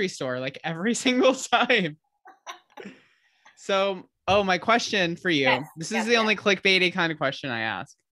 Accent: Michigan, United States; moved away; I'm originally from Michigan

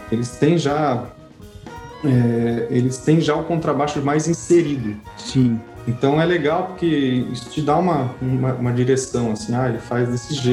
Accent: Brazil; moved away as an adult

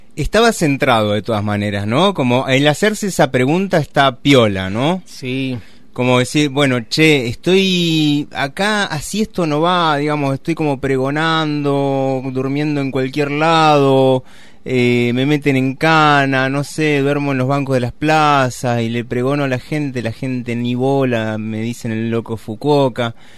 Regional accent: Río Gallegos, Santa Cruz, Argentina; yo que nací en Río Gallegos

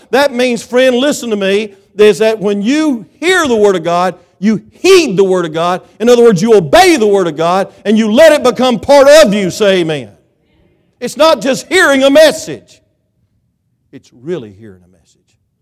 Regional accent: South Georgia, United States; I'm from South Georgia

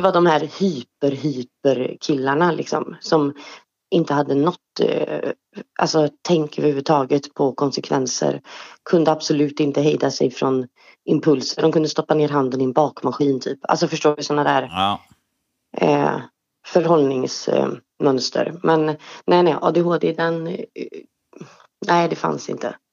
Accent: Trollhättan, Västra Götaland, Sweden; also born or lived in Östersund; Jag är född i Östersund, uppvuxen i Trollhättan

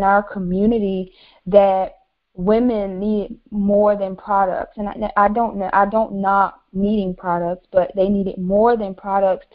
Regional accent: Virginia, United States; now in Raleigh, United States; So originally I'm from Virginia. I now reside in Raleigh

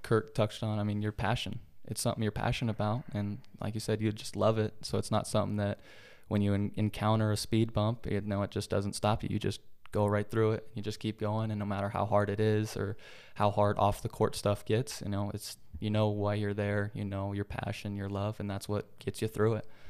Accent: Utah, United States; moved away as an adult; also born or lived in Oregon; going from Utah, born and raised in Utah my whole life, then going to Oregon

